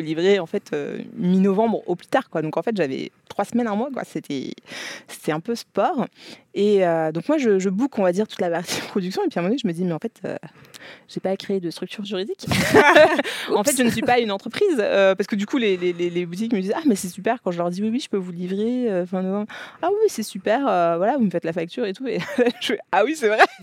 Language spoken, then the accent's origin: French; France; je suis née, j'ai grandi en France